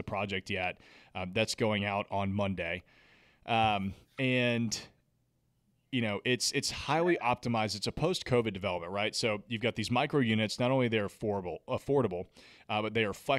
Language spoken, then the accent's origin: English; Nashville, Tennessee, United States; I'm from Nashville, the city's given me so much